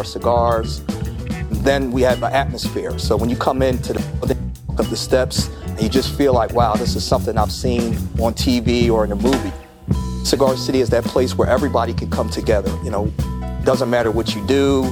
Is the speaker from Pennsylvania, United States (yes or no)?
yes; Philadelphia, Pennsylvania, United States; moved away as an adult; now in Atlanta, United States; I'm originally from Philly. So when we moved out here, this was the second place that I went